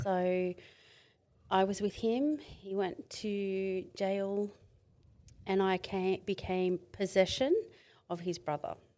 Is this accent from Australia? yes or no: yes; Mid-North Coast, New South Wales, Australia; moved away as an adult; I come from Mid-North Coast in New South Wales.